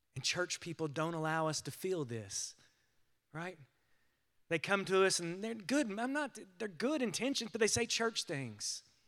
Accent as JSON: {"language": "English", "country": "United States"}